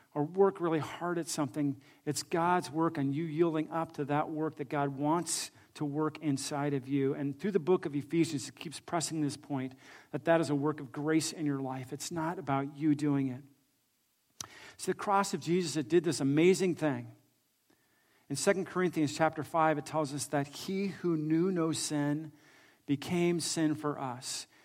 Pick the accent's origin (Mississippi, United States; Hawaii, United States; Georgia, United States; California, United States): California, United States; I grew up actually here in California